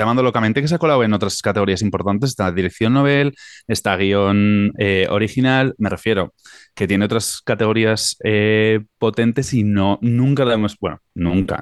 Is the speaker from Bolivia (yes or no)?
no; Tafalla, Navarre, Spain; es de mi pueblo